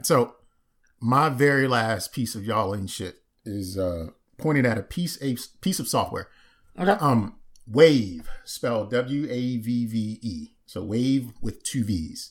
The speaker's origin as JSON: {"language": "English", "region": "Maryland", "country": "United States", "said": "I'm from Maryland"}